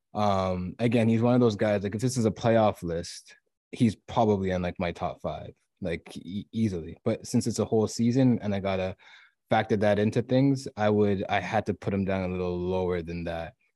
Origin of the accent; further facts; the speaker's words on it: Toronto, Ontario, Canada; I am from Toronto